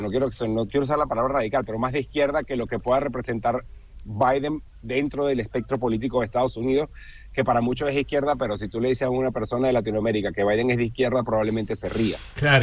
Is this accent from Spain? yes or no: no; Venezuela; yo que soy venezolano